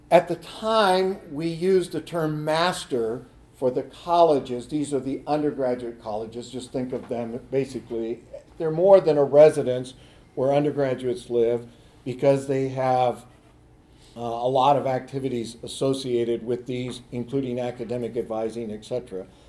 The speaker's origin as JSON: {"language": "English", "region": "California", "country": "United States", "tie": "born or raised there", "moved": "yes", "said": "I grew up in California"}